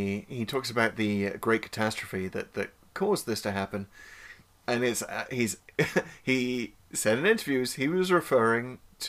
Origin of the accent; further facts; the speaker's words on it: North East England, United Kingdom; is the accent from that region is known as Geordie. That's where I grew up. It was an accent I do not have, by the way.